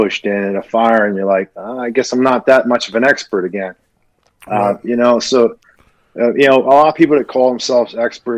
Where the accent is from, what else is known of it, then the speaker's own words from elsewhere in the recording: Philadelphia, Pennsylvania, United States; moved away as an adult; I was a kid from Philly